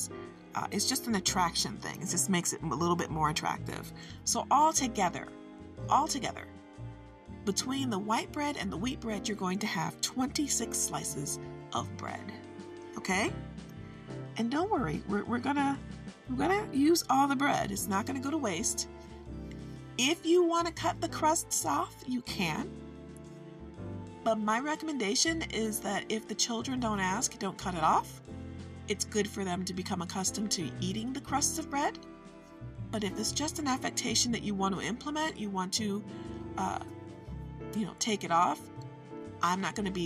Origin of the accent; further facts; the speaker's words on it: Midwest of the United States, United States; I am from the Midwest of the United States